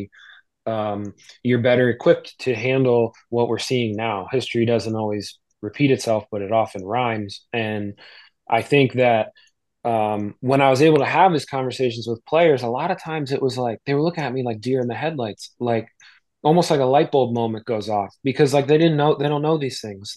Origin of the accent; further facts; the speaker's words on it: New Jersey, United States; I'm from South Jersey